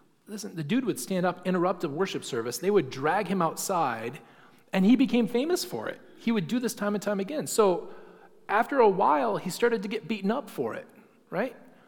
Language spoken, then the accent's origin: English; England, United Kingdom; because we're English and we don't use gendered language.